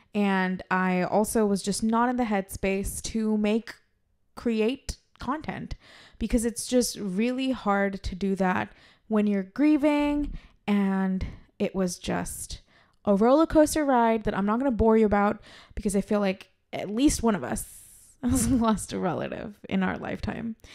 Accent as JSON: {"language": "English", "country": "India", "said": "as Indian women"}